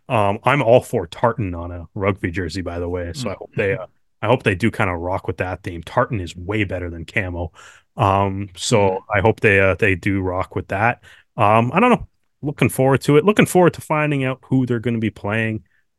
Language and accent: English; Canada; at least as a Canadian rugby fan.